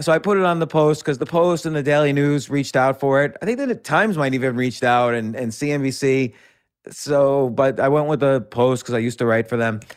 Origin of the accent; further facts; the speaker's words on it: New York City, New York, United States; I'm born and raised all around New York City.